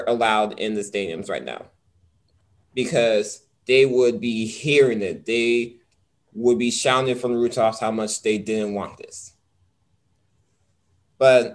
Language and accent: English; United States; we're from America